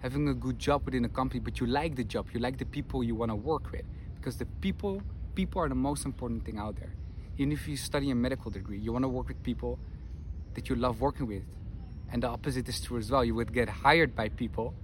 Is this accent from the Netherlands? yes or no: yes; Netherlands; moved away as an adult; now in Madrid, Spain; I'm from the Netherlands, currently live in Madrid